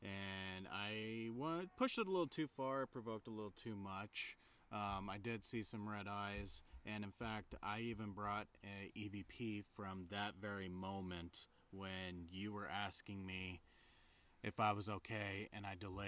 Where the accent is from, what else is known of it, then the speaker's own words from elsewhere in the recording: Preston, Idaho, United States; Up in Preston, Idaho.